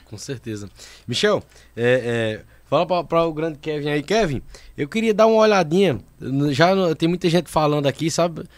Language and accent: Portuguese; Sumé, Paraíba, Brazil; also born or lived in Monteiro, Paraíba; Sou do Sumé